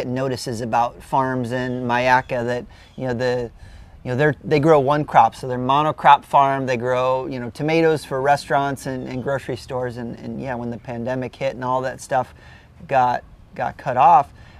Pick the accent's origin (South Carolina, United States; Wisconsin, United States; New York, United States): Wisconsin, United States; now in St. Petersburg, United States; I'm from Wisconsin. I grew up around farms